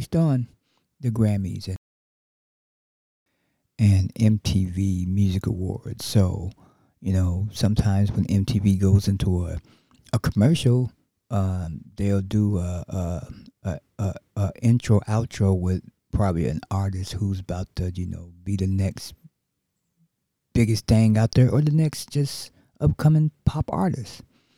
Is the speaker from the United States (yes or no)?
yes; Chicago, Illinois, United States; my hometown, my birth town, Chicago, Illinois